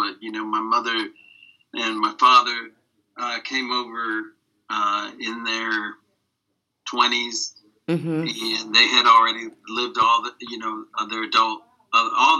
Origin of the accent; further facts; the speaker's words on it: New York, United States; I was born in New York